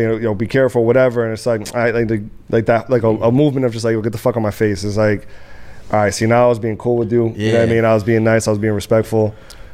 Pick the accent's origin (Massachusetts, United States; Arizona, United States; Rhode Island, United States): Rhode Island, United States; Providence; also born or lived in Dominican Republic / Atlanta, Georgia; now in Miami, United States; State-wise, I'm from Rhode Island. I'm from Providence, Rhode Island.